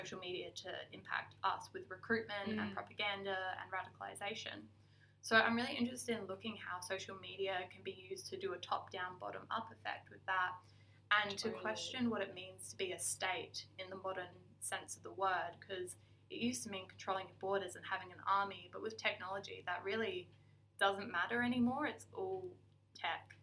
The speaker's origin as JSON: {"language": "English", "town": "Adelaide", "region": "South Australia", "country": "Australia", "tie": "born or raised there", "said": "I'm born and raised in Adelaide"}